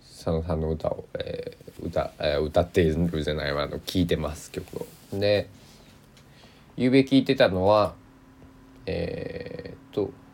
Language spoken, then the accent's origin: Japanese; Kochi, Japan; accent: Tosa dialect; 僕の生まれ育った高知土佐弁っていうんですけど高知弁じゃなくて土佐弁っていうんですよ